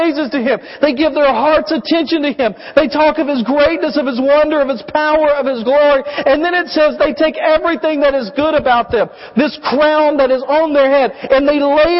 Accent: United States; we, as American Christians

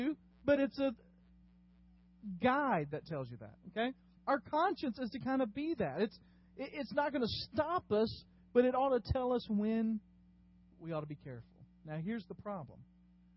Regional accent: Dyersburg, Tennessee, United States; I grew up in West Tennessee, and I drove all the time from Dyersburg, the metropolis of Dyersburg

